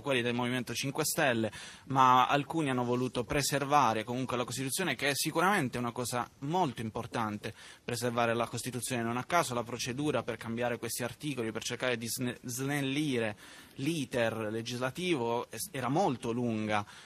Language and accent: Italian; Apulia, Italy; sono pugliese